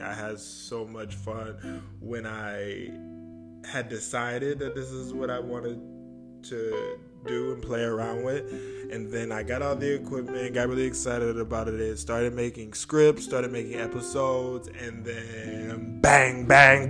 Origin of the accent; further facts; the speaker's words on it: Michigan, United States; also born or lived in New York; I moved from New York and now I'm back in Michigan. So I don't feel so alone because this is where my family is